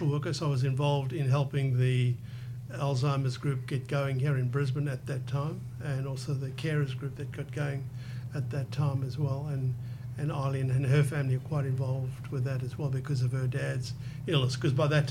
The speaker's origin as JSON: {"language": "English", "country": "South Africa", "tie": "born or raised there", "moved": "as an adult", "lives_now": "Australia", "said": "I was born in South Africa from Scottish parents. Lived there until I was about 23."}